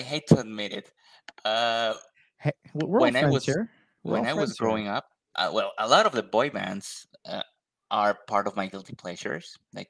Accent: Colombia; I'm from Colombia

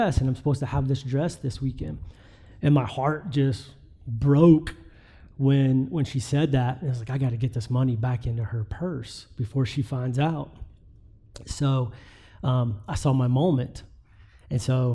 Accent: West Virginia, United States; I'm from West Virginia

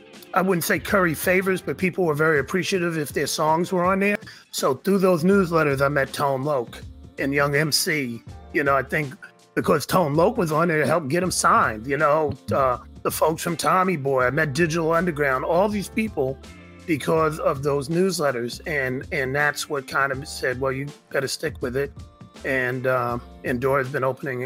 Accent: New York, United States; now in San Francisco Bay Area, United States; born in New York, but raised in the Bay

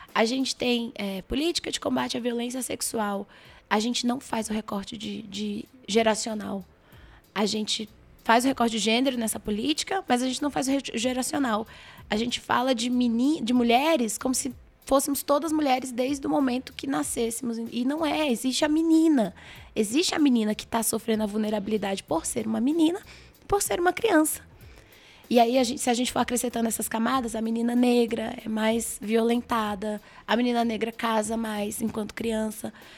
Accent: Brasília, Federal District, Brazil; eu moro em Brasília, nasci em Brasília, trabalho em Brasília

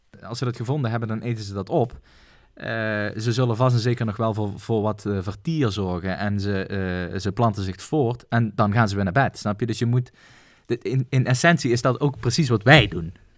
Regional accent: Netherlands; ons twee als Nederlander

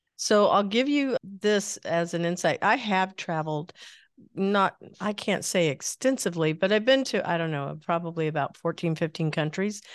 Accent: Midwest, United States; I grew up in the Midwest

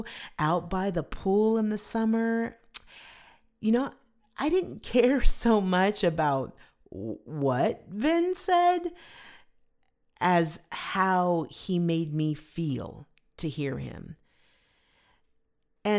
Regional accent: Southern California, United States; I grew up in Southern California, and we were loyal Dodger fans

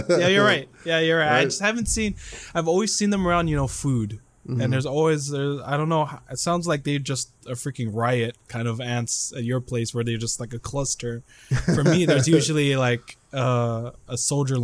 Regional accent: Philippines; now in United States; I'm from the Philippines

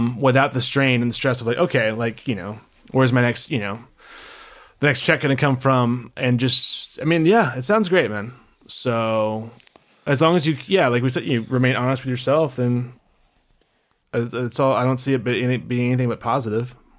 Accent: Memphis, Tennessee, United States; moved away; good old Memphis, uh, my hometown.

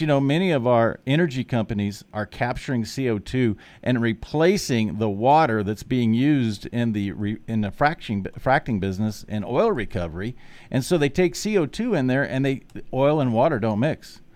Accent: Nebraska, United States; also born or lived in South Dakota; Wahoo, Nebraska, my home state

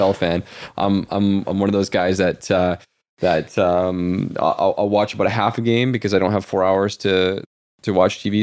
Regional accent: Canada; we are Canadian.

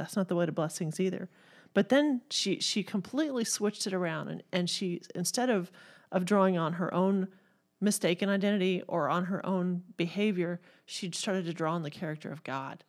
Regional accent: Texas, United States; born there; now in Missouri, United States; And I was born in Texas, so you can only imagine.

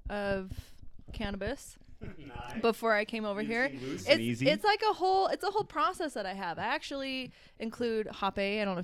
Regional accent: Cottonwood Heights, Utah, United States; also born or lived in Oklahoma / Missouri; I'm from Utah. I grew up in Cottonwood Heights mostly.

